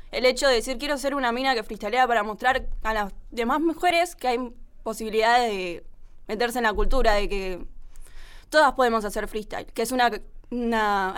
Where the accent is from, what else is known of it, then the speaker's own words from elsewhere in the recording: Buenos Aires Province, Argentina; yo me crié en Gran no me crié en Capital